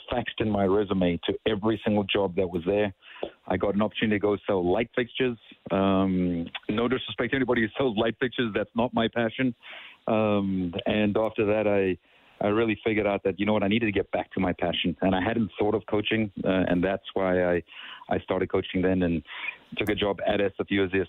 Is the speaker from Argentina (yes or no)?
no; Durban, KwaZulu-Natal, South Africa; also born or lived in United States; now in Edmonton, Canada; I grew up in Durban in South Africa